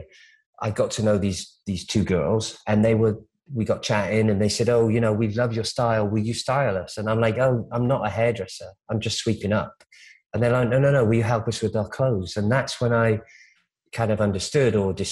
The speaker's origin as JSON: {"language": "English", "country": "United Kingdom", "tie": "born or raised there", "also_born_or_lived": "Omaha, Nebraska, United States / London, United Kingdom", "moved": "as an adult", "lives_now": "Los Angeles, United States", "said": "I grew up in the UK, but I was born in America."}